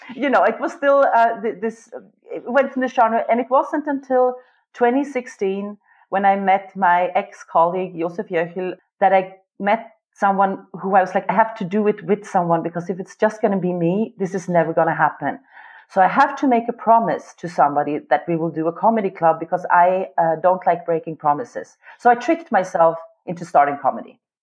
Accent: Sweden; English is a second language; moved away as an adult; now in Vienna, Austria; I've been living in Vienna since 20 years, and I grew up in Sweden.

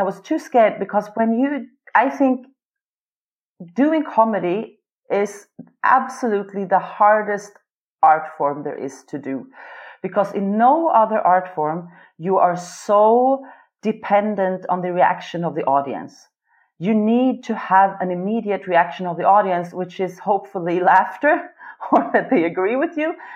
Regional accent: Sweden; English is a second language; moved away as an adult; now in Vienna, Austria; I've been living in Vienna since 20 years, and I grew up in Sweden.

